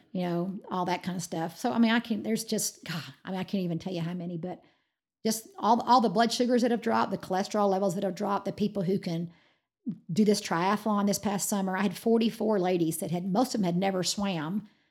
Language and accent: English; Georgia, United States; now in Amarillo, United States; I'm from Georgia